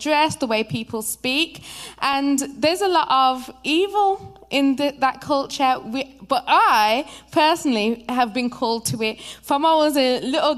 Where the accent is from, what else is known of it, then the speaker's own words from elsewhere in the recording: Birmingham, West Midlands, United Kingdom; moved away as an adult; now in United States; I'm actually from Birmingham, England, in the UK. And I'm here as a missionary